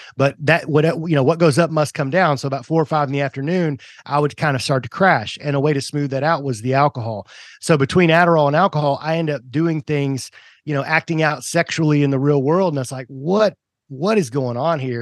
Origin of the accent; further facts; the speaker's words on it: Tennessee, United States; also born or lived in Kentucky / Georgia; I was originally, uh, born in Kentucky, moved to Tennessee, you know, before any of my memories, so I was, like, one years old. Um, but I, you know, grew up in Tennessee